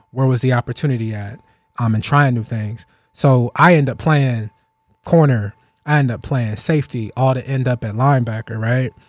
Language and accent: English; Ohio, United States; we grew up in Still Valley